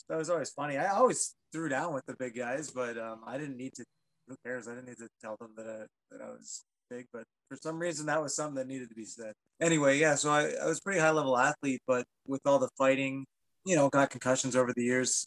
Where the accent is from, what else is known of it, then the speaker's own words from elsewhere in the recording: Penetanguishene, Ontario, Canada; I am born and raised in Penetang, small town fella